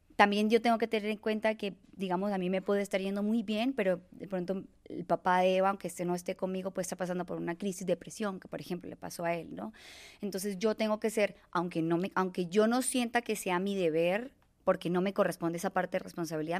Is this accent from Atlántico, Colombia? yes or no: no; Bucaramanga, Santander, Colombia; moved away as an adult; now in Mexico; yo soy de Colombia, de una ciudad muy bella que se llama Bucaramanga, en el que adquirí mi gusto eh, por el ecoturismo